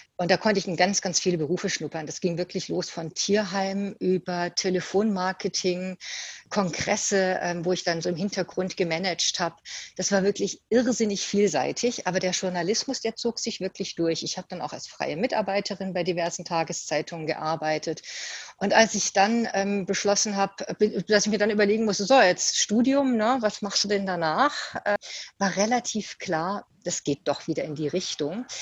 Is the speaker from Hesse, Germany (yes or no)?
yes; Usingen, Hesse, Germany; also born or lived in Ulm / Giessen; das habe ich in Usingen gemacht, obwohl ich eigentlich gebürtige Ulmerin bin. War dann ja aber auch schon viele Jahre in Hessen